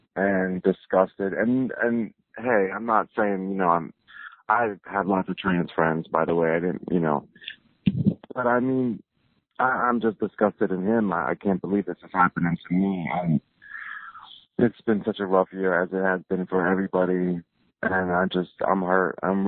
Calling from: New York City, New York, United States; I am calling from New York City.

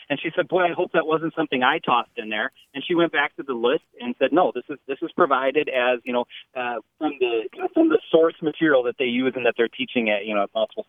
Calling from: De Pere, Wisconsin, United States; I'm calling from De Pere, Wisconsin.

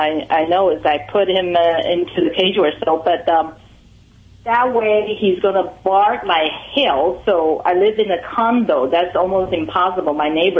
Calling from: Pasadena, California, United States; I'm calling from Pasadena, California.

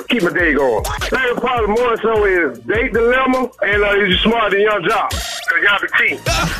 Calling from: Tuscaloosa, Alabama, United States; I'm calling from Tuscaloosa, Alabama, baby.

